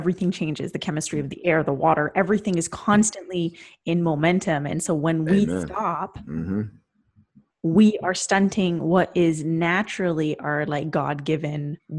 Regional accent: Canada; I'm Canadian

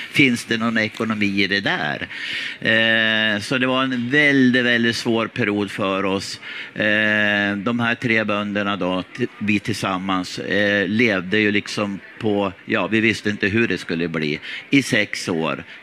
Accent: Skärvången, Jämtland, Sweden; Eller ja, i eh, det kan man nästan säga. Min pappa är född där tillsammans med, med åtta andra syskon.

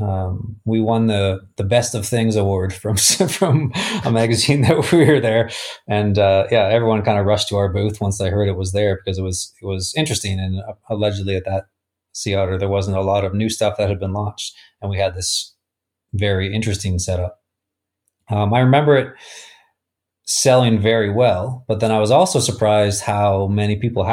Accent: Canada; I'm from Canada

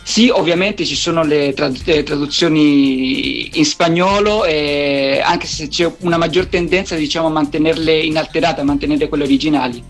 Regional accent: Italy; now in Valparaiso, Chile; io sono nato qui in Cile, poi in realtà sono anche italiano, ho vissuto vissuto eh, con la mia famiglia in Italia da quando avevo 9 anni

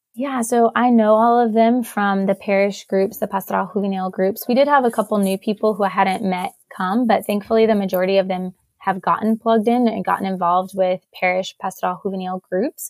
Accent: Knoxville, Tennessee, United States; I am originally from Knoxville, so born and raised

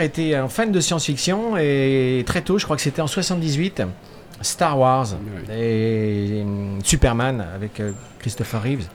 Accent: Angers, Pays de la Loire, France; moved away as an adult; now in La Baule, France; je suis né à Angers

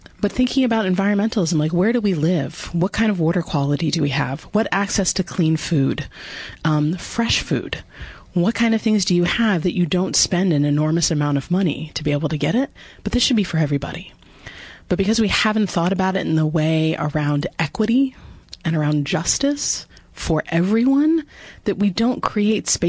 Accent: New Jersey, United States; moved away as an adult; also born or lived in Vermont; I grew up in New Jersey, so a Garden Stater

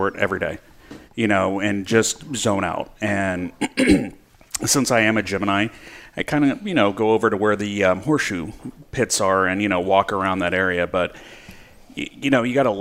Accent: Bakersfield, California, United States; also born or lived in Alaska / Maui, Hawaii; now in Paso Robles, United States; I grew up in Bakersfield

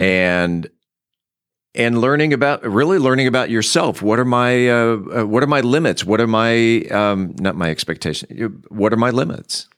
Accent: San Diego, California, United States; now in Mansfield, United States; I grew up in San Diego

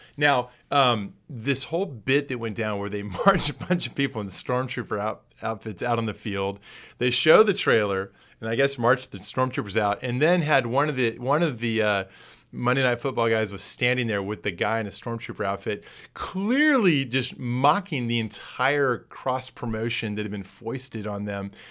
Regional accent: San Antonio, Texas, United States; Growing up in San Antonio

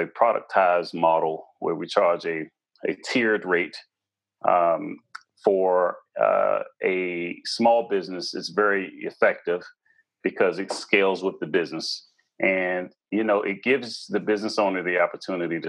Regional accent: Washington, District of Columbia, United States; I was born and raised in the Washington, D.C. metropolitan area.

